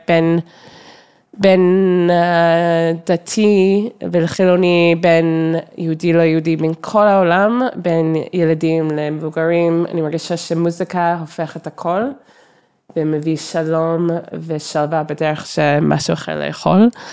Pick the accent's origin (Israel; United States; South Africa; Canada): Canada; Toronto, Ontario; Hebrew is a second language; moved away; גדלתי בטורונטו